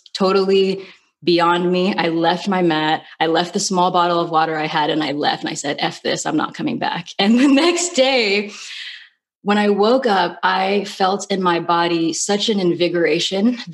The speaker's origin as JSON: {"language": "English", "region": "California", "country": "United States", "also_born_or_lived": "New York", "moved": "as an adult", "said": "I'm from California. I went to school in California, and I ended up moving to New York"}